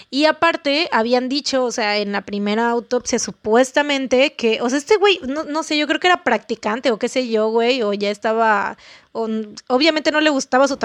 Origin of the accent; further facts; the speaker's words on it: Argentina; Porque yo soy súper argentina.